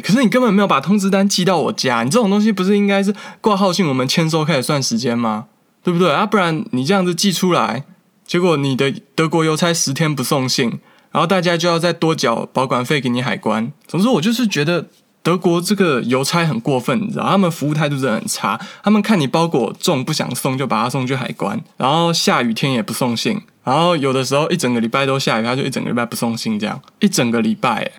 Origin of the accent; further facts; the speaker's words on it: Taiwan; now in Germany; 但是我们台湾人有来这里的，然后又请台湾朋友寄东西来过